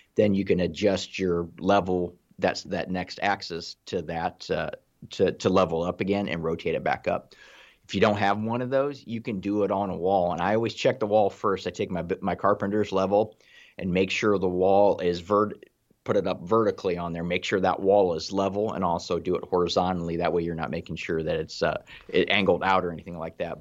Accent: Ohio, United States; I'm from Ohio

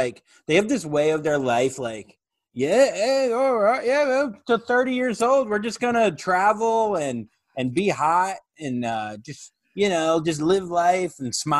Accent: Florida, United States; moved away; I'm from Florida. My parents mm-hmm. live down there.

